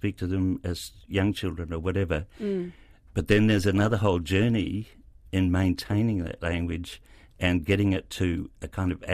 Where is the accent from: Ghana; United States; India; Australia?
Australia; moved away as an adult; now in New Zealand; I grew up in Australia